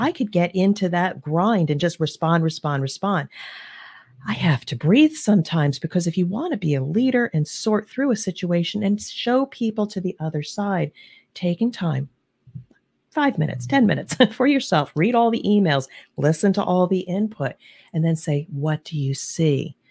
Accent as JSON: {"language": "English", "area": "New Jersey/New York area", "region": "East Coast", "country": "United States", "moved": "yes", "lives_now": "Cincinnati, United States", "said": "I'm originally from the East Coast, the New Jersey, New York area."}